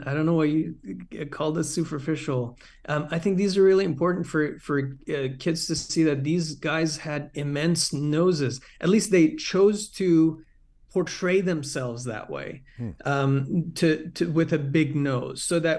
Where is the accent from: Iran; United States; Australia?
Iran; from the cartoons I grew up watching in Iran